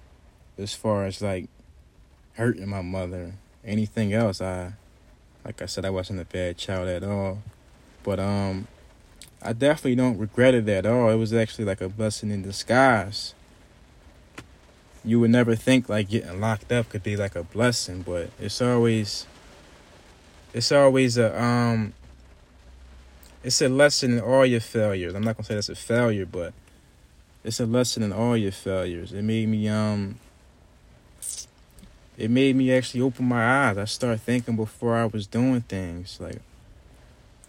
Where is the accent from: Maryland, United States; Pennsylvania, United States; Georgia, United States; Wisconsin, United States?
Pennsylvania, United States; Philadelphia; growing up in Philadelphia